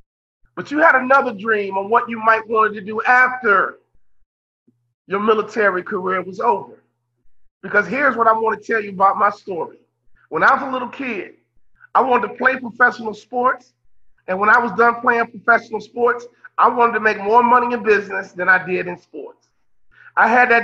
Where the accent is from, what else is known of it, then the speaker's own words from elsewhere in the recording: Chicago, Illinois, United States; I'm from Chicago, Midwest guy